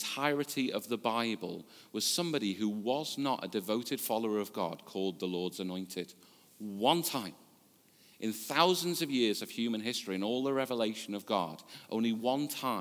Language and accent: English; the Wirral, North West England, United Kingdom; I was born and brought up on the Wirral. I've lived here most of my life